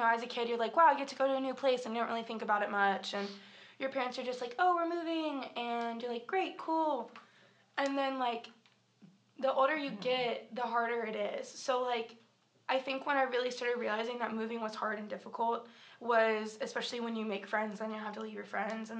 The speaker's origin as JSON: {"language": "English", "town": "Hermitage", "region": "Tennessee", "country": "United States", "tie": "born there", "said": "So I was born right outside of Nashville. Technically, it was Hermitage, Tennessee, on February 16th, 2000 at 11:57 a.m."}